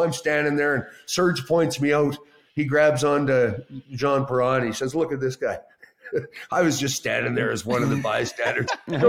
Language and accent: English; Canada; One of the saddest days for me as a Canadian.